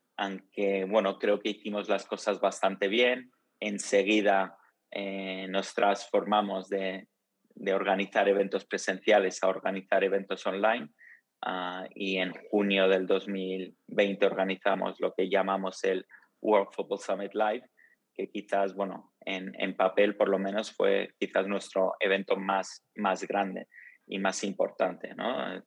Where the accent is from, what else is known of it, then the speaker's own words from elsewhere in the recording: Madrid, Community of Madrid, Spain; also born or lived in Rome, Italy / England; luego nos mudamos, mi familia y yo, a, Madrid. y estuvimos, bueno, eh, viví ahí toda la infancia hasta la universidad